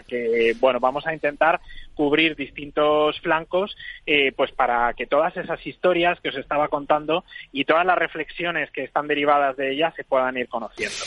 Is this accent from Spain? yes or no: yes; Cuéllar, Castile and León, Spain; en Cuellar, en la mm. provincia de Segovia, que es mi pueblo.